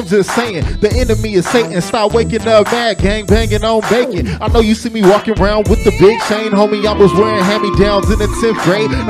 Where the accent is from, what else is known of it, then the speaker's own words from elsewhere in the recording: Long Beach, California, United States; I'm from Long Beach.